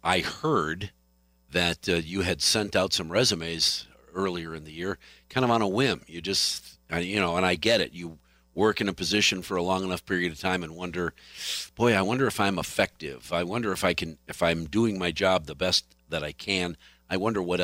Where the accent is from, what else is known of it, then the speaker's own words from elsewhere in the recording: Detroit, Michigan, United States; moved away as an adult; also born or lived in New Hampshire; I grew up in Detroit